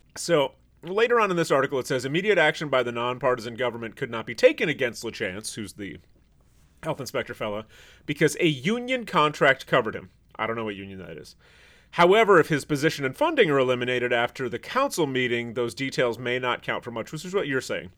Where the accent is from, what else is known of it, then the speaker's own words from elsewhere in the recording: Traverse City, Michigan, United States; moved away; Traverse City, where I'm from, the population is a little under sixteen thousand.